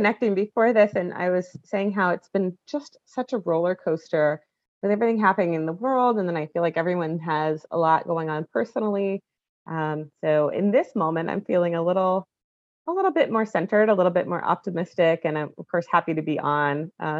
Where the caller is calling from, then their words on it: Portland, Oregon, United States; Yeah, so I'm in Portland, Oregon, so the west coast of the state